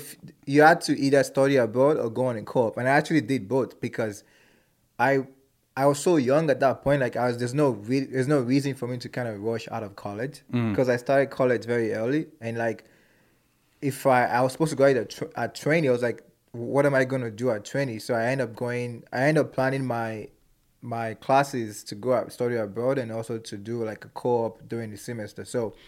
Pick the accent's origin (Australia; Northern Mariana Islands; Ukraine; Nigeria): Nigeria; moved away; So like being an Nigerian and growing up in that part of the world and knowing how to speak my mom's dialect as well. And also growing up here.